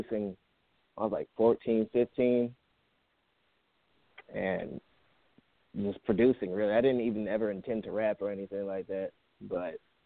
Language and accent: English; Riverside, California, United States; I'm from Riverside